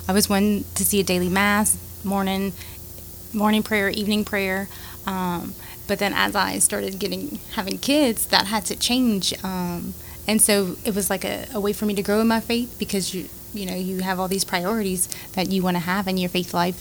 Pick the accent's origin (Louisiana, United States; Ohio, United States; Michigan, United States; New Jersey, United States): Louisiana, United States; Carencro; I grew up in Karen Grove, so I'm a pretty tough girl